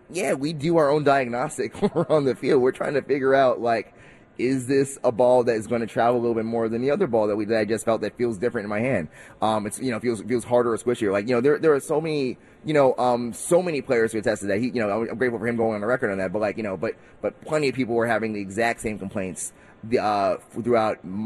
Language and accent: English; New York City, New York, United States; also born or lived in Harlem, New York; I live in New York. I'm, you know, born, raised from Queens.